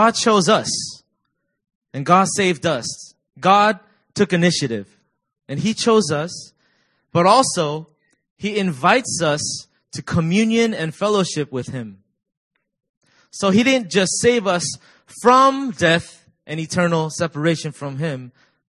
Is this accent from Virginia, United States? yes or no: yes; Virginia, United States; now in South Korea; I'm from Virginia, and I serve as the discipleship pastor